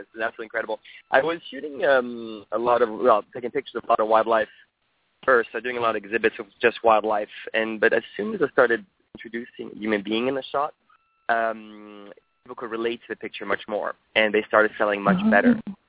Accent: France; so I grew up in France with Swedish parents, and I have a Japanese and English, so it's a mix of all those.

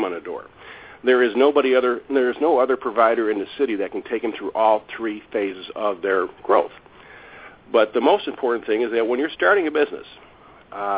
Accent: Chicago, Illinois, United States; I'm born and raised in Chicago, south side of Chicago

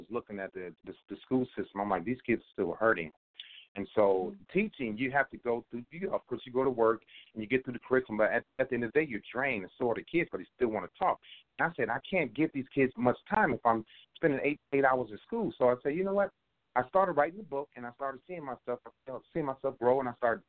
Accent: Cleveland, Ohio, United States; growing up in Cleveland, I was thankful enough to have great mentors, great guidance, great direction

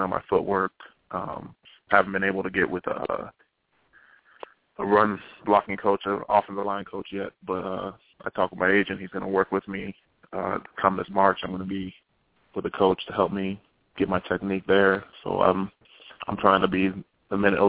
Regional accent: United States; being an American, I'm used to our American style of play

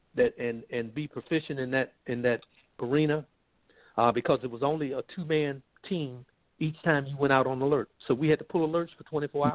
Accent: Columbus, Georgia, United States; moved away as an adult; I grew up in Columbus, Georgia

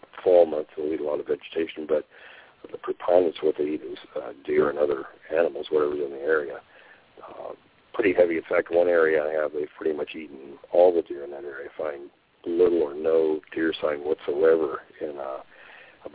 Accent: the Northwest, Pacific Northwest, United States; growing up in the Northwest

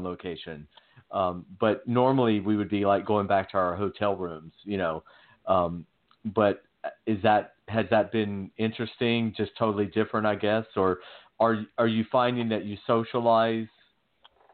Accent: Athens, Georgia, United States; moved away as an adult; now in California, United States; we're both from Georgia. I'm actually from Athens, Georgia

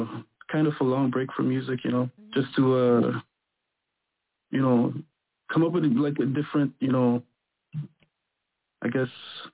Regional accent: Quebec, Canada; I'm from Quebec. I'm from I'm R&B singer from Quebec, and I do music.

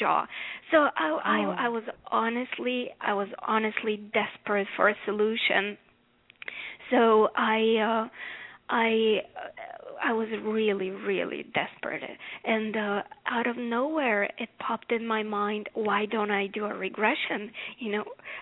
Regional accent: Bulgaria; now in United States; As you can tell by my accent, I didn't grow up here in America. I grew up in Bulgaria.

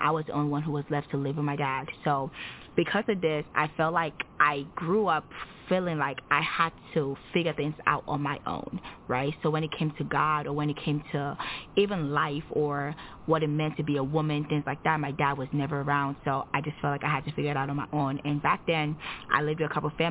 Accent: Nigeria; now in United States; I am Nigerian. I relocated to the United States in 2009

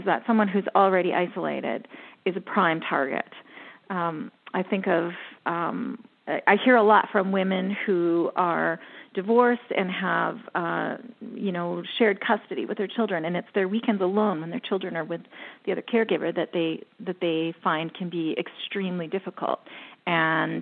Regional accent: Canada; I'm Canadian

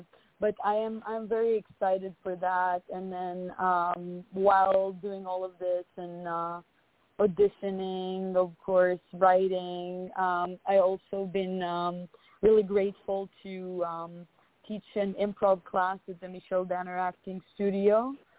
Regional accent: Israel; now in United States; especially from where I come from Israel, they're like, oh, you're going to go to America and, you know, and go to Hollywood and become an actress.

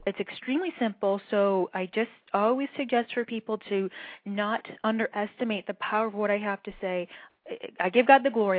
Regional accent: Cleveland, Ohio, United States; moved away as an adult; also born or lived in Berkeley, California; I grew up in Cleveland, Ohio

